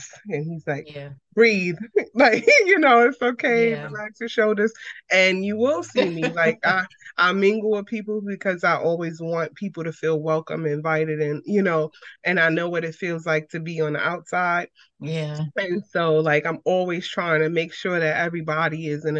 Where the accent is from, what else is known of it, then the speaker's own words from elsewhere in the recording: New York City, New York, United States; I'm from Brooklyn, New York.